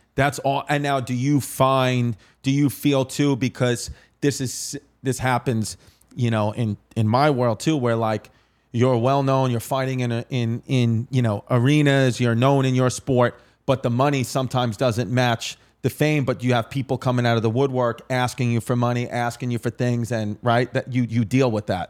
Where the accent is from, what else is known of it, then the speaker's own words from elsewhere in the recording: New York City, New York, United States; also born or lived in Staten Island; I was raised in Ridgewood, Queens, like Queens, Brooklyn.